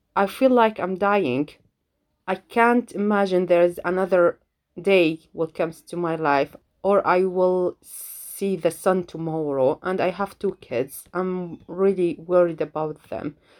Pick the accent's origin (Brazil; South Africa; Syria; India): Syria; English is a second language; moved away as an adult; now in United Kingdom; I'm from Syria, I live in the UK, and then I call this my home and this my home